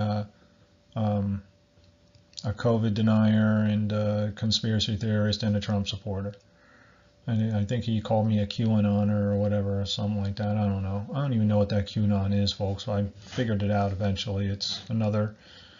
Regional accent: Barnegat Township, New Jersey, United States; I'm from America, New Jersey, Southern Ocean County, Barnegat Township

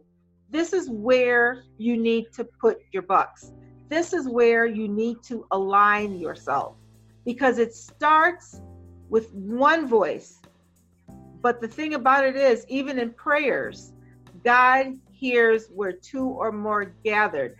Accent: Jamaica; now in United States; in all my years of living in this country, because I'm Caribbean, I'm from Jamaica

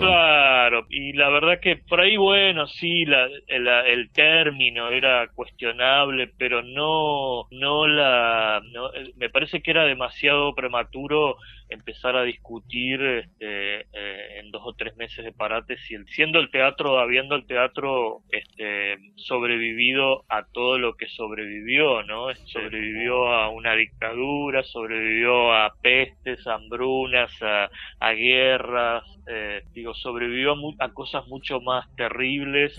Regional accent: Argentina; moved away; es mi ciudad natal

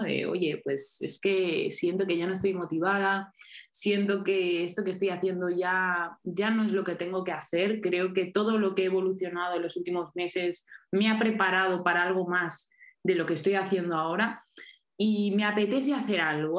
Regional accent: Mallorca, Balearic Islands, Spain; ahora estoy en Mallorca, en mi tierra

